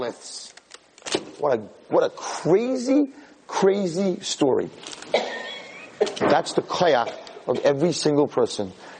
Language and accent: English; New York City, New York, United States; when I was born in Borough Park